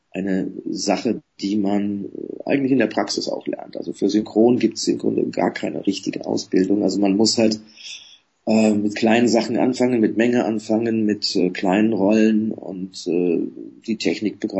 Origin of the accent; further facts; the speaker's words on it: Coburg, Bavaria, Germany; vor vielen Jahren, 1979, in meiner Heimatstadt Coburg äh, für den Film entdeckt worden